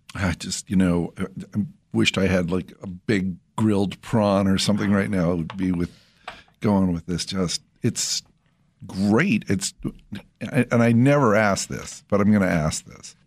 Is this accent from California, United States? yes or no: yes; Central California, United States; my childhood when I grew up in Central California